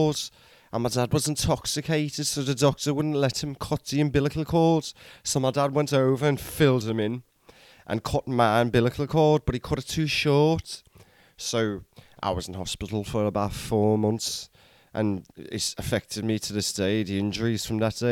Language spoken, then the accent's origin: English; Liverpool, North West England, United Kingdom; growing up in Liverpool, I grew up about a mile away from Anfield